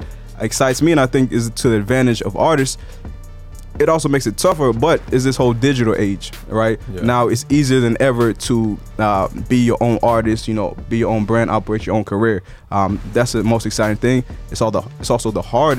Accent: Nigeria; moved away; I'm Nigerian by birth

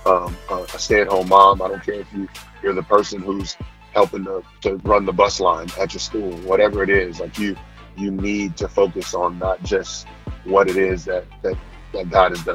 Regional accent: Texas, United States; I grew up in Texas

